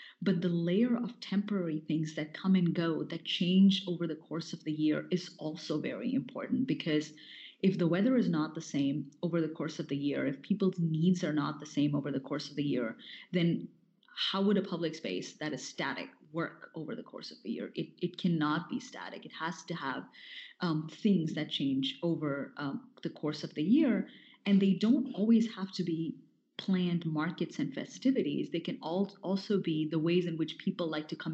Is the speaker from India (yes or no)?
yes; North India, India; growing up in India, because I grew up in North India